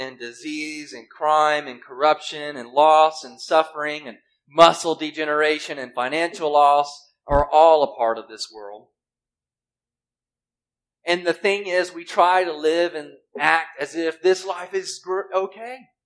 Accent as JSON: {"language": "English", "region": "Mississippi", "country": "United States", "tie": "born or raised there", "moved": "yes", "said": "I grew up in Mississippi. We didn't have much of a winter"}